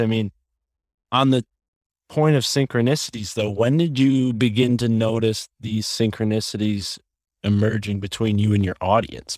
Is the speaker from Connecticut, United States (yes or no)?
yes; Connecticut, United States; growing up in Connecticut, not too far from Yale University